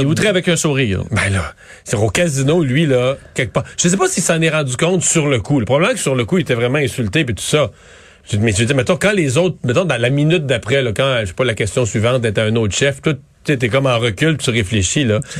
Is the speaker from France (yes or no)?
no; Quebec, Canada; en tant que Québécois